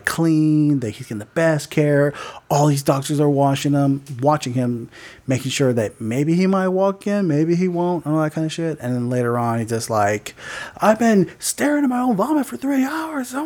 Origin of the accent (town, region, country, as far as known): United States